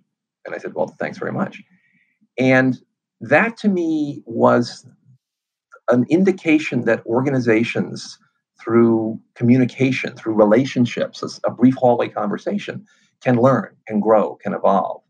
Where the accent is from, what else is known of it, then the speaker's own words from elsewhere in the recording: New York City, New York, United States; I grew up on the Lower East Side of Manhattan when it was a dump.